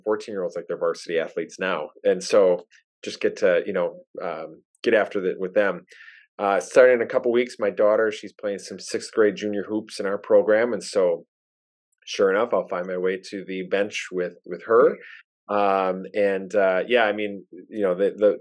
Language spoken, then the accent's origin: English; Wisconsin, United States; accent: thick Wisconsin; I don't know if I'm a true Wisconsinite in a lot of senses